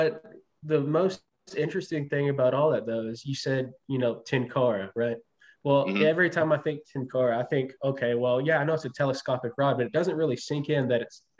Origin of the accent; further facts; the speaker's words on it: Tennessee, United States; moved away; We're both from Tennessee, right, originally.